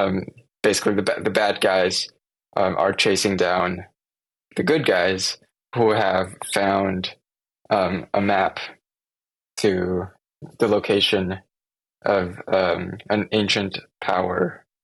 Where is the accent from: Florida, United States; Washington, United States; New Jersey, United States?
Washington, United States; Seattle; So we're from Seattle, and we went down to LA to film on some like just sets.